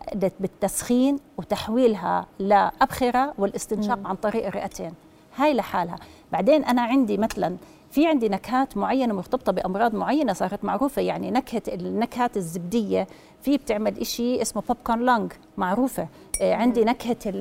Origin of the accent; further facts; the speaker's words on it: Jordan; احنا عندنا بالاردن